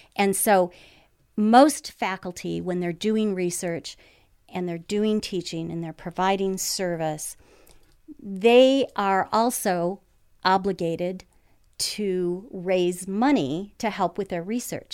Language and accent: English; Lansing, Michigan, United States; being born and raised in Lansing